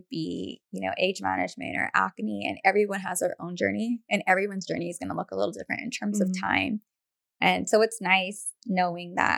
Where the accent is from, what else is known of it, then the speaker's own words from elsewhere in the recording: Hacienda Heights, California, United States; moved away; I grew up in Hacienda Heights